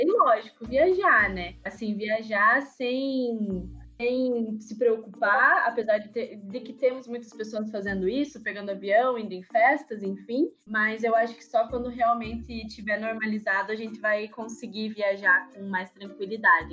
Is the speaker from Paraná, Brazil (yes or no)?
yes; Ponta Grossa, Paraná, Brazil; now in Curitiba, Brazil; eu moro em Curitiba, mas sou de Ponta Grossa, interior de Paraná, com muito orgulho. Jamais renegarei minha terrinha maravilhosa.